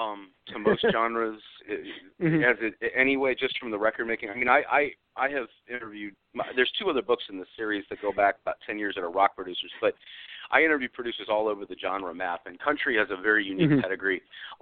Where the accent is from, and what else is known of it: Nashville, Tennessee, United States; born or raised there